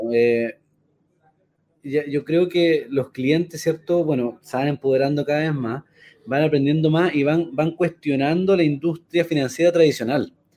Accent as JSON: {"language": "Spanish", "country": "Chile", "also_born_or_lived": "United States", "said": "nos va a afectar como chilenos"}